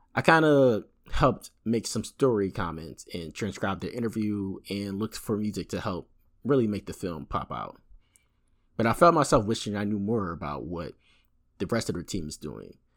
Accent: Philadelphia, Pennsylvania, United States; from Philadelphia, U S

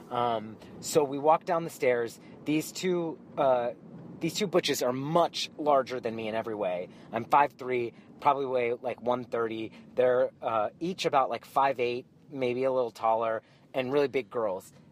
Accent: New York, United States; Well, I'll tell you what, I'm from New York. I just live here now.

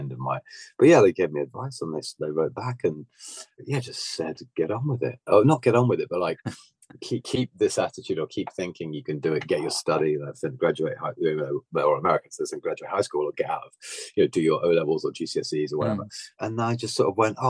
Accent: Bognor Regis, South East England, United Kingdom; moved away; also born or lived in Kent; I was born in Kent, but I was only there for like a year. But I grew up by the seaside in Bognor Regis, which is like extreme south coast.

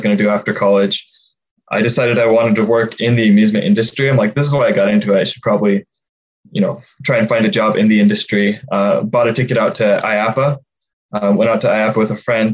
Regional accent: Cincinnati, Ohio, United States; I grew up in Cincinnati, Ohio

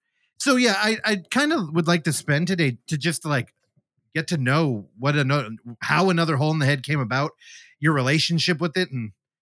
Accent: Bay Area, California, United States; I grew up in the Bay Area now for all 30. Oh, God. How old am I? 38.

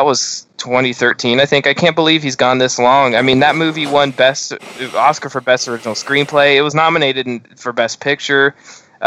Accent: Midwest, United States; growing up in the Midwest

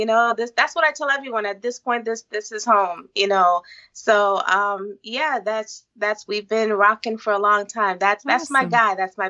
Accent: U.S. Virgin Islands; We're both originally from the Virgin Islands.

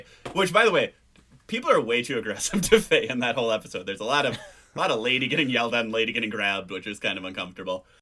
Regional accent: United States; also born or lived in France; especially as an American

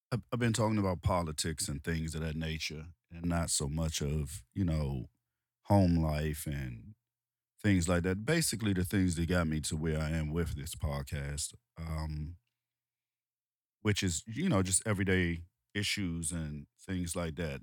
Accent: Washington, District of Columbia, United States; I'm from Washington, D C, um, Southeast D C, um, Ward eight of Southeast D C

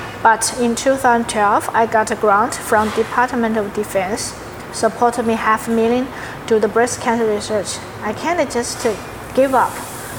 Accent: Southwest China, China; English is a second language; moved away as an adult; now in Houston, United States; But at 2015, I bring my family and moved to Houston, because I heard Houston a little similar like my hometown in the southwest of China.

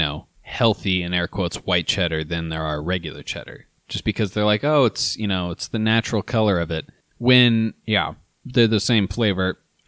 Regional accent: Midwest, United States; we're from the Midwest.

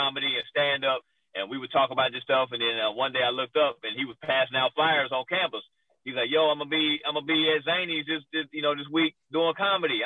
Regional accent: Nashville, Tennessee, United States; I'm originally from Nashville, Tennessee

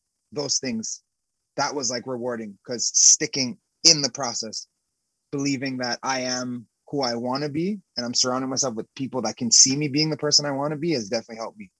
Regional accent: Canada; So I came from Canada being the best, if not one of the better players there.

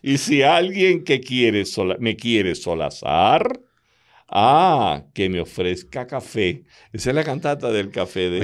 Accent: Calabozo, Guárico, Venezuela; moved away; allá en mi pueblo, en Calabozo

